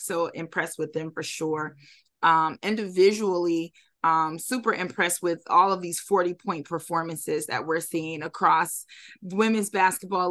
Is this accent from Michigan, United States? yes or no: yes; Detroit, Michigan, United States; I'm from Detroit